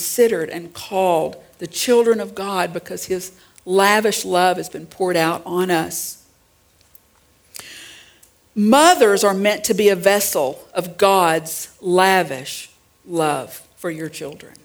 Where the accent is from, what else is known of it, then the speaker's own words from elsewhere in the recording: Central Arkansas, United States; I grew up in Central Arkansas